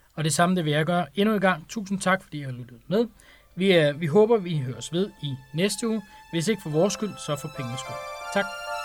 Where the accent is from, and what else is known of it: Denmark